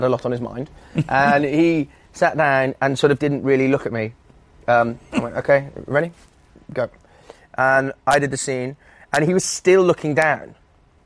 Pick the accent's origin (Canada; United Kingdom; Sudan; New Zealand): United Kingdom; Wales; moved away as an adult; also born or lived in England / London; moved to Wales when I was still when I was a couple of years old, and was there until I was 19